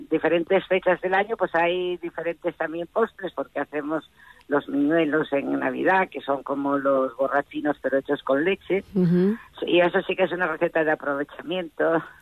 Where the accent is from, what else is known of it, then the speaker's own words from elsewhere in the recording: Pravia, Asturias, Spain; cuando yo vine, cuando me casé, que vine de Pravia, en Pravia la costumbre era fijar la berza muy menudina, muy menudina.